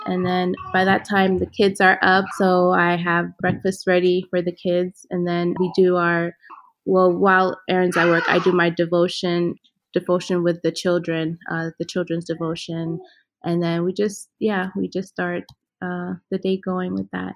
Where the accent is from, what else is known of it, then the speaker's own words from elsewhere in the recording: Ethiopia; moved away; I grew up in Ethiopia. My father is from Ghana. My mother is of Ethiopian